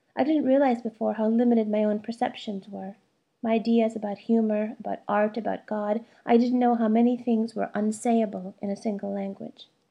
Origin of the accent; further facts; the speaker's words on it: United States; first language Malayalam; English is a second language; also born or lived in India; Though my parents immigrated to the United States when I was an infant, they insisted we speak Malayalam at home, so I grew up bilingual.